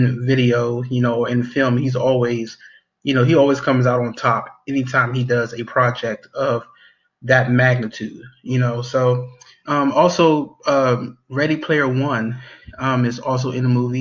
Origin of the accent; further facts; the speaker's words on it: Maryland, United States; my hometown. In Maryland, you know, right in my backyard